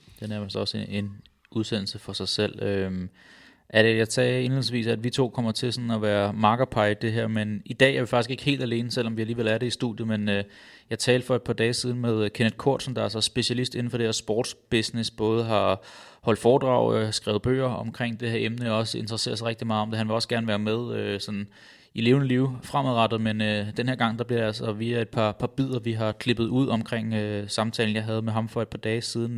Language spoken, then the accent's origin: Danish; Roskilde, Zealand, Denmark; jeg er født og opvokset i Roskilde